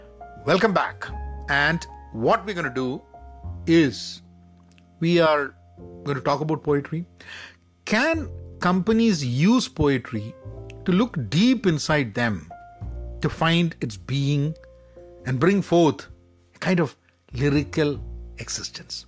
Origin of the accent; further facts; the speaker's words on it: Kerala, India; my home state, my beloved Kerala